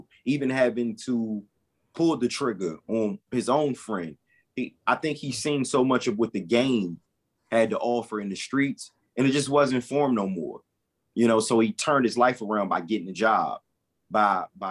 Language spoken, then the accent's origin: English; Washington, District of Columbia, United States; also born or lived in Maryland; Growing up in Fallsville, Maryland, Washington, D.C.